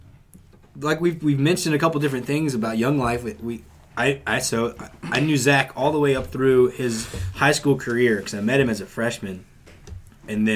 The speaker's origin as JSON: {"language": "English", "area": "Greenbrier County", "region": "West Virginia", "country": "United States", "said": "we're from Greenbrier County, West Virginia"}